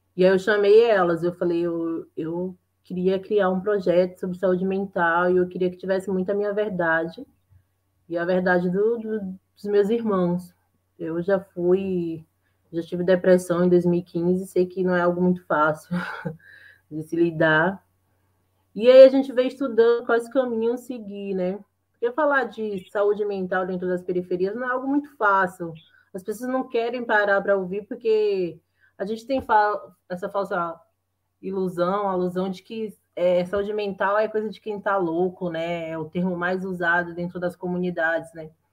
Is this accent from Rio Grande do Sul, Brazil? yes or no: no; Bahia, Brazil; moved away as an adult; now in São Paulo, Brazil; sou natural da Bahia, né? moro aqui há sete anos em São Paulo